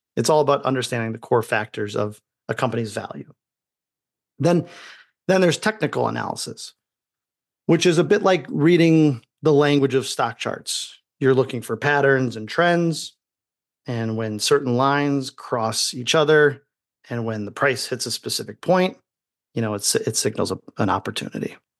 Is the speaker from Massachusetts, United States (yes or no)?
no; Indiana, United States; as a child growing up in Indiana